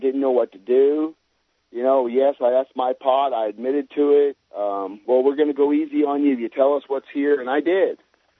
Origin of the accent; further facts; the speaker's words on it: New Port Richey, Florida, United States; I'm originally from Newport Richey, which is just outside of Tampa, Florida.